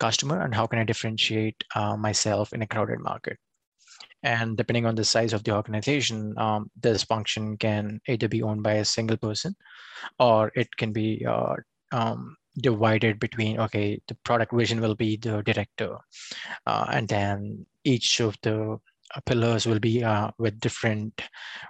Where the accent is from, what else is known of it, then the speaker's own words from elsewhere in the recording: India; moved away as an adult; now in United States; I come from India